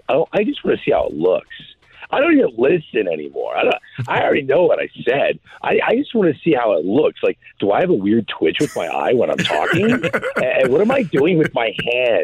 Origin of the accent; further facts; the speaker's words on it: St. Louis, Missouri, United States; I am from St. Louis